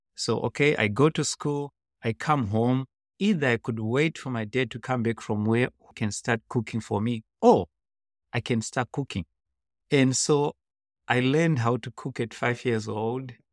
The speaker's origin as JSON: {"language": "English", "town": "Gokwe", "region": "Midlands", "country": "Zimbabwe", "tie": "born or raised there", "second_language": "English", "moved": "yes", "lives_now": "United States", "said": "I was born in Zimbabwe in a very rural area"}